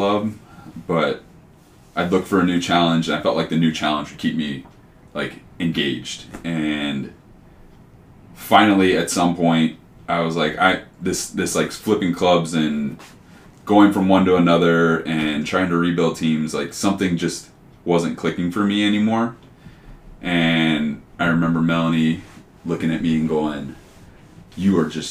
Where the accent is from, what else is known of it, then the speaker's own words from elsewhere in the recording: Cold Spring, Kentucky, United States; also born or lived in Cincinnati, Ohio; Born in Cincinnati. I grew up in Northern Kentucky. I always tell people I grew up in Cincinnati just because nobody knows where Cold Spring, Kentucky is